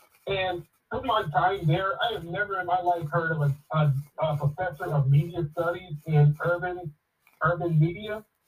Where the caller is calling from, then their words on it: Houston, Texas, United States; from Houston, Texas.